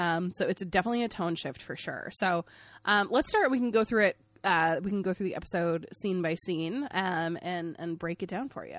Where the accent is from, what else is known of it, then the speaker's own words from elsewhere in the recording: Maine, United States; I'm from Maine